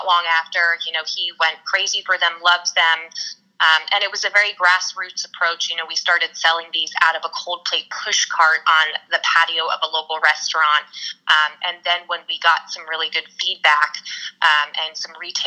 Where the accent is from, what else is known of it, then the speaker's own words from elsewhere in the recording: New Jersey, United States; moved away as an adult; also born or lived in Delaware, Ohio / New York City; now in California, United States; I actually grew up in a rural town in New Jersey